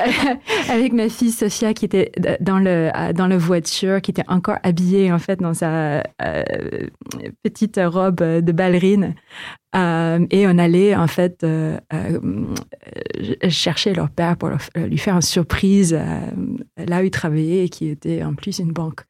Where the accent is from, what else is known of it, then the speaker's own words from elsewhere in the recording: Philippines; French is a second language; moved away as an adult; also born or lived in Canada; now in France; j'ai grandi aux Philippines aussi